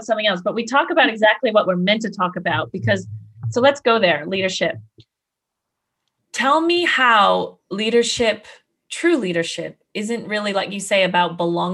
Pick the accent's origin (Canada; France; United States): Canada; now in Australia; I'm a Canadian in Australia